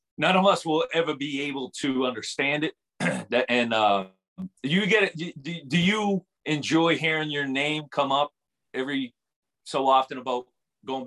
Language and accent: English; Everett, Massachusetts, United States; moved away as an adult; also born or lived in Fayetteville, Arkansas; I grew up in Everett, Massachusetts, and I went to Fayetteville, Arkansas